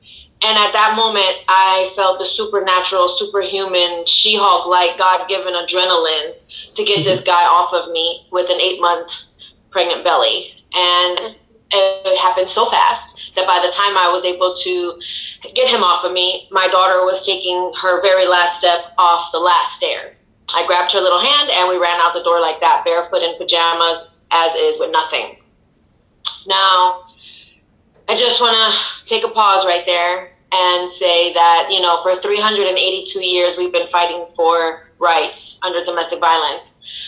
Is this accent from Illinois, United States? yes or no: yes; Chicago, Illinois, United States; And, you know, I am from Chicago, born and raised.